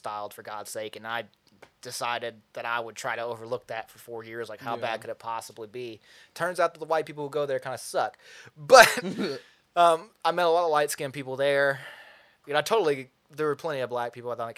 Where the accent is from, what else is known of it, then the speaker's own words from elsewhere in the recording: McMinnville, Tennessee, United States; It's whiter than my hometown. I'm from a place called McMinnville, Tennessee.